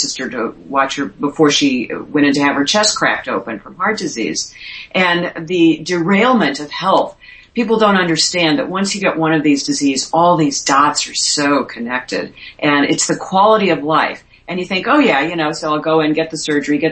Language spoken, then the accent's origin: English; St. Louis, Missouri, United States; moved away as an adult; also born or lived in Miami; by the time I got to St. Louis as a TV reporter, which was my hometown